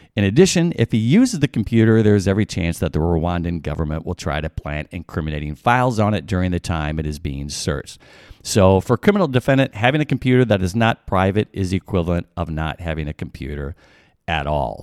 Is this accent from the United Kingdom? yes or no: no; Illinois, United States; I grew up in Illinois. I'm a Midwestern boy